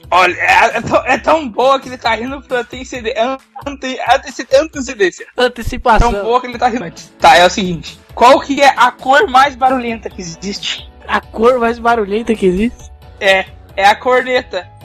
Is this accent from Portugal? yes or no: no; Brazil; born there; Ignorem a pronúncia errada, porque eu nasci no Brasil.